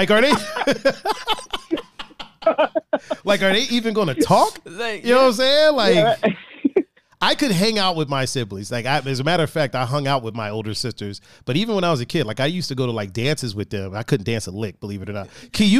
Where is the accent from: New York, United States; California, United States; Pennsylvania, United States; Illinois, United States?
Illinois, United States; Chicago; I grew up with women. I grew up, you know, black, and I grew up in South American.